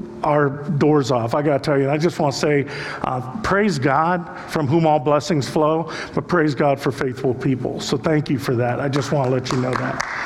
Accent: Cleveland, Ohio, United States; we're from Cleveland

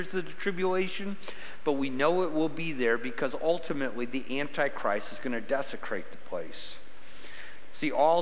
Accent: United States; As an American

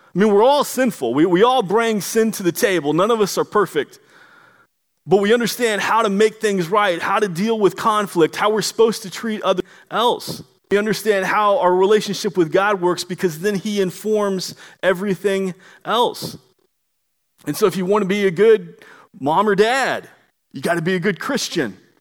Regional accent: Florida, United States; now in Washington, United States; I'm originally from Florida

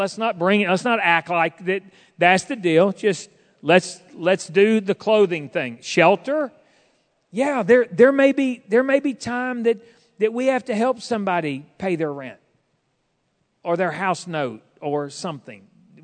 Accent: Fort Smith, Arkansas, United States; and we did not have a food pantry at the church I grew up in Fort Smith, but man, and my parents were not wealthy.

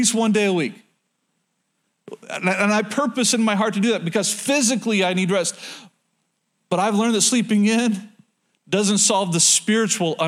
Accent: Oklahoma, United States; moved away; I'm from Oklahoma

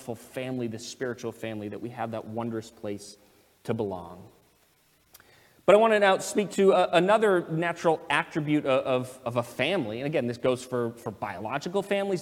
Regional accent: United States; I'm an American citizen. I was born here.

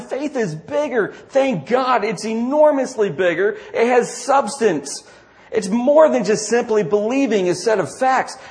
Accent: DeRidder, New York, United States; my hometown of DeRidder, New York

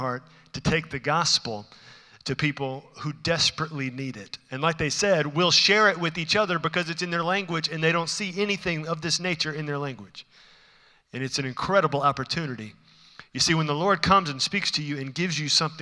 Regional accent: Houston, Texas, United States; I'm from Houston

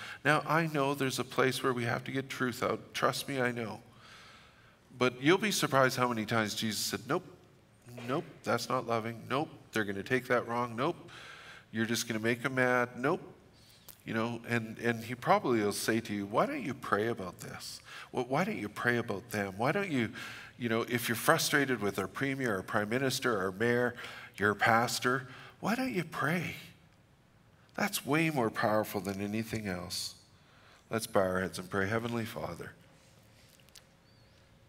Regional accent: Fort St. John, British Columbia, Canada; I'm from Fort St. John, so we're just blunt, we're just abrupt

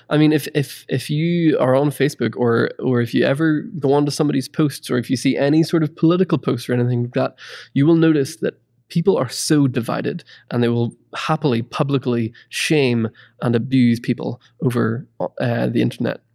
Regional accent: Ireland; moved away; I'm originally from Ireland, and it's always cold.

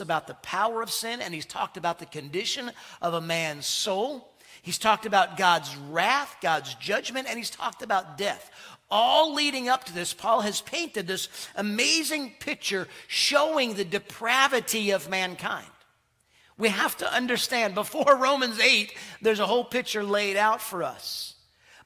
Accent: Connecticut, United States; moved away; also born or lived in South Carolina; when we moved from South Carolina to Connecticut, I grew up, really I call Connecticut home, not far from New York

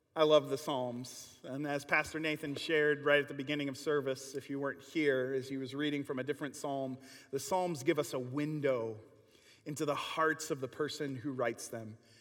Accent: Kenosha, Wisconsin, United States; growing up in Kenosha

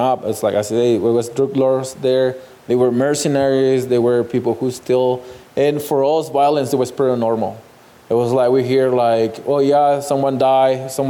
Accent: Ciudad Juárez, Chihuahua, Mexico; moved away; I grew up in Juarez. I born in Juarez

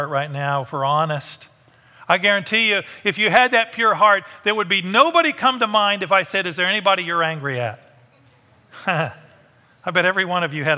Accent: United States

